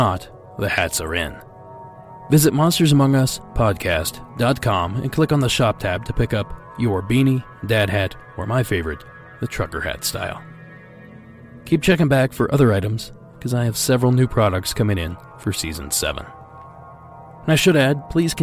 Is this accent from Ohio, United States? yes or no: yes; Ohio, United States; moved away as an adult; I spent almost 30 years in the state.